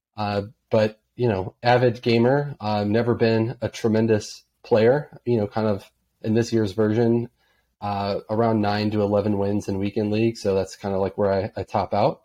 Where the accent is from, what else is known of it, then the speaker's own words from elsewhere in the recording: United States; being an American.